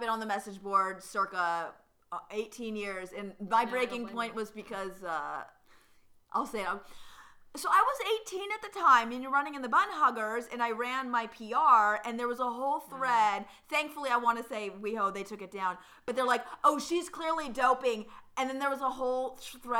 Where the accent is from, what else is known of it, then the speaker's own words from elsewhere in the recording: Citrus Heights, California, United States; I grew up in NorCal, but so in Citrus Heights